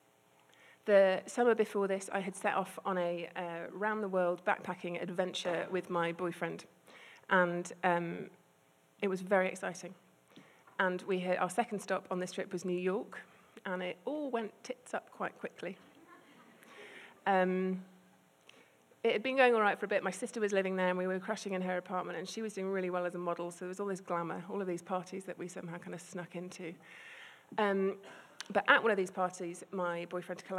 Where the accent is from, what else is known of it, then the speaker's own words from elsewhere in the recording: United Kingdom; I'm British and quite repressed